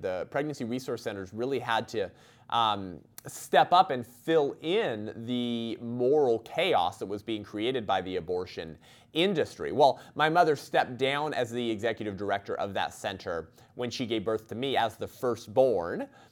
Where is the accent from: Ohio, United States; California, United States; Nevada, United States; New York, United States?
California, United States; Whittier; I grew up in Uptown Whittier, just a few blocks from Whittier High School